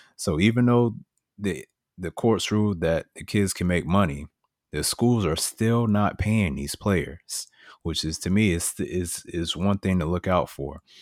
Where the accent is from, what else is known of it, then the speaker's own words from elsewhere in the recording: Miami, Florida, United States; Growing up in Miami, you know, I watched the Marlins